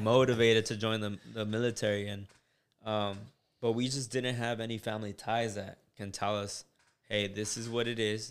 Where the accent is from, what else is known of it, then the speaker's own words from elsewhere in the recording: United States; also born or lived in Mexico; I grew up in Bowen Park.